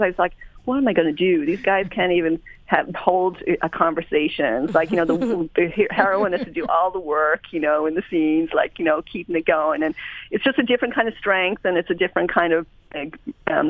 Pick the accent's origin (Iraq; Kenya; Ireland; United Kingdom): Ireland; I grew up in Ireland, so we kind of no choice, like soccer